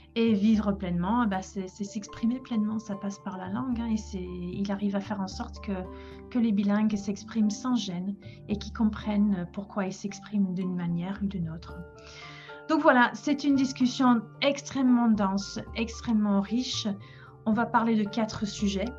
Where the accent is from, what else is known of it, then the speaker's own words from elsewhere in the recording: England, United Kingdom; now in Paris, France; je suis anglaise